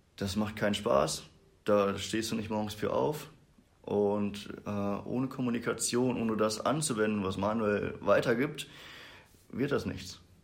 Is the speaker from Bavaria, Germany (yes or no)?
no; Brakel, North Rhine-Westphalia, Germany; ich komme aus Brakel, also wir sind ja hier in Bad Triburg. Es sind so 20 Minuten noch weiter Richtung Niedersachsen. Mhm. Da komme ich her